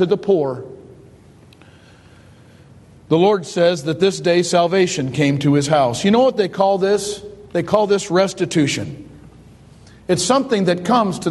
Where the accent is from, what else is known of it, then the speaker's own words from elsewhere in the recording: Detroit, Michigan, United States; I grew up in Detroit